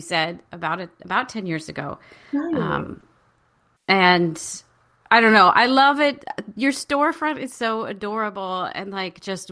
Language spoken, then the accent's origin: English; California, United States; also born or lived in Minnesota; when I was 10, we moved here to California from Minnesota